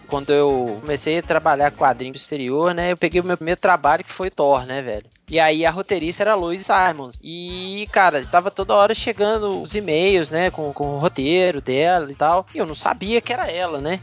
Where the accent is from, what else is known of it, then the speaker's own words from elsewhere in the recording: Belo Horizonte, Minas Gerais, Brazil; aqui na minha terrinha, em Belzonte, Minas Gerais